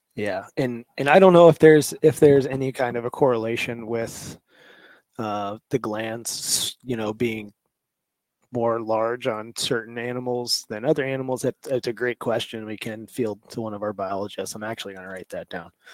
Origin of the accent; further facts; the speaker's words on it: Kansas, United States; moved away as an adult; now in Alaska, United States; I'm originally from Kansas, um, flatlander at heart